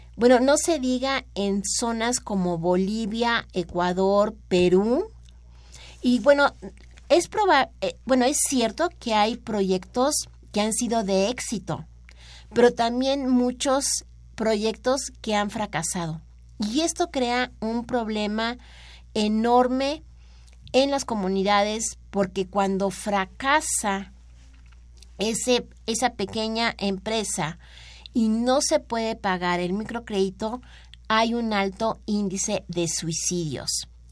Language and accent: Spanish; Mexico